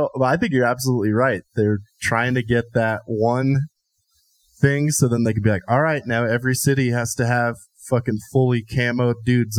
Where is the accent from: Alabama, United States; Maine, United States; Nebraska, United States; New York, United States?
Nebraska, United States; Columbus; I'm from Columbus, Nebraska, home of the fighting discoverers.